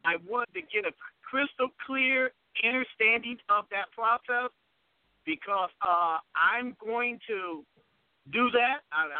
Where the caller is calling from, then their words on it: Ohio, United States; I'm calling from Ohio.